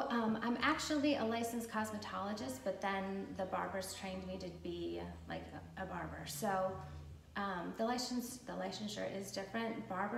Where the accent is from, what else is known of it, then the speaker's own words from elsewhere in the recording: Ludington, Michigan, United States; now in Manistee, United States; Okay, well, I'm originally from Ludington. I was born there. My parents had a motel across from the public beach there. And then they moved when I was like in middle school, like in the middle of the state